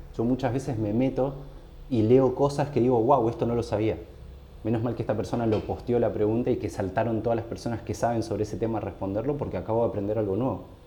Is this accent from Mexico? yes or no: no; San Rafael, Mendoza, Argentina; moved away as an adult; now in Buenos Aires, Argentina; yo me fui hace mucho tiempo a San Rafael, pero cuando yo era chico era impresionante, nos conocíamos todos